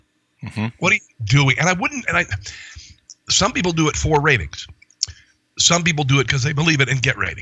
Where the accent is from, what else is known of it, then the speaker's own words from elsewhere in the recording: Midwest, United States; I grew up in the Midwest, you know.